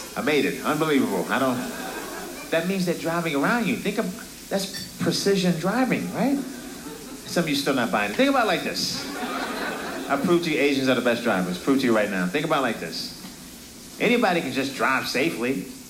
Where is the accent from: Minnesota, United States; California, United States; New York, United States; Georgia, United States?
New York, United States; New York City; I'm from Brooklyn.